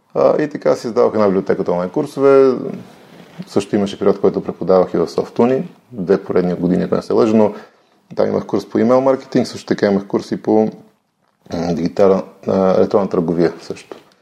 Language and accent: Bulgarian; Bozhurishte, Sofia Province, Bulgaria; also born or lived in Ihtiman; Траса съм в Божурище, което се намира до София